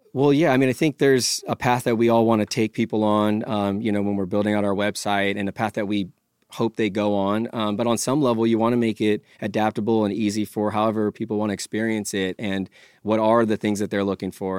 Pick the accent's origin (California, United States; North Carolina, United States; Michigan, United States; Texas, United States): California, United States; born and raised in California